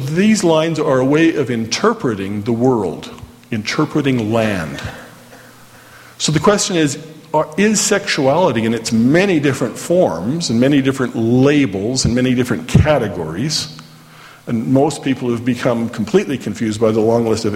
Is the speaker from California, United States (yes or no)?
no; Orem, Utah, United States; I grew up here in Orem